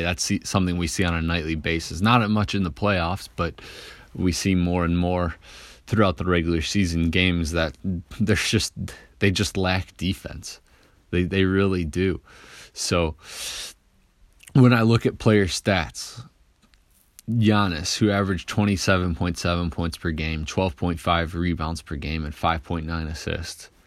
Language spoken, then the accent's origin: English; Detroit, Michigan, United States; I'm from Detroit